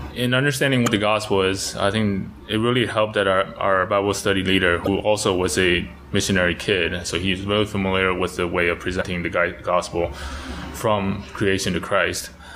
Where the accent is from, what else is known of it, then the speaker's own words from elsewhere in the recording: Taiwan; moved away as an adult; also born or lived in United States; now in Taipei, Taiwan; I was churched growing up in Taiwan